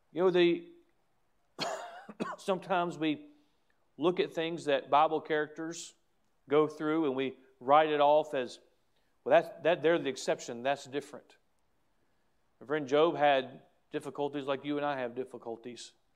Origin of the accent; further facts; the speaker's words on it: United States; I'm proud to be an American.